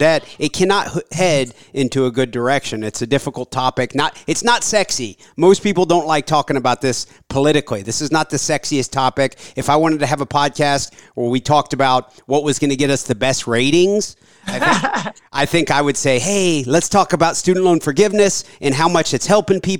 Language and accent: English; Ohio, United States; I was born in Ohio